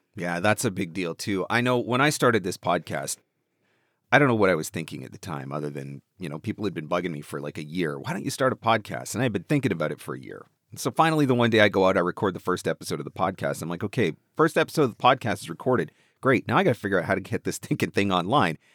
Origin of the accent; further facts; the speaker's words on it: Canada; I'm just Canadian